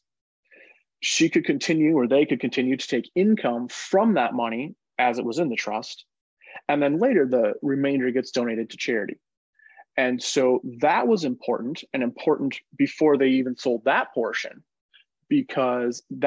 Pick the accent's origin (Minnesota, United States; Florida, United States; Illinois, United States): Minnesota, United States; growing up in Minnesota, I was surrounded by these, you know, blue-collar baby boomers